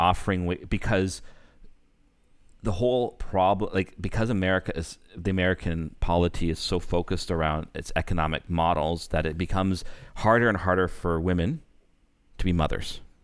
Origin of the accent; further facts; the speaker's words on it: Canada; as a Canadian